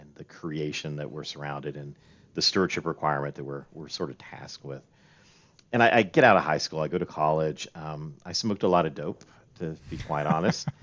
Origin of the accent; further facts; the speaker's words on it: Roan Mountain, Tennessee, United States; I actually grew up near here, um, in a town called Roan Mountain, Tennessee, uh, right on the North Carolina border.